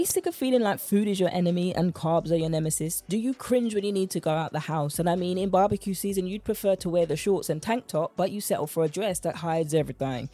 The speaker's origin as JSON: {"language": "English", "country": "United Kingdom", "accent": "British", "said": "my British accent"}